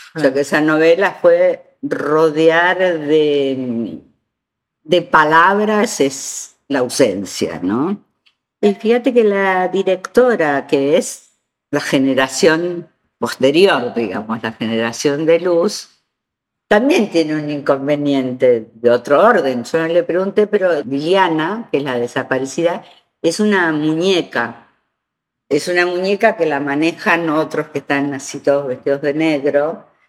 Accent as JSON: {"language": "Spanish", "region": "Buenos Aires", "country": "Argentina", "also_born_or_lived": "Spain", "moved": "as an adult", "said": "soy argentina"}